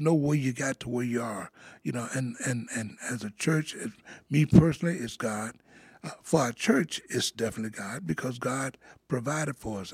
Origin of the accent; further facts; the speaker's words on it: Monroe, Louisiana, United States; now in Davenport, United States; I'm from Monroe, Louisiana. Yeah, that's in the northern part of Louisiana. That's where I was born